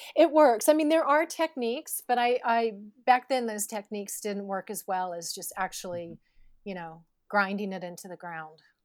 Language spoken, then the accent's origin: English; Northern California, United States; I grew up in Northern California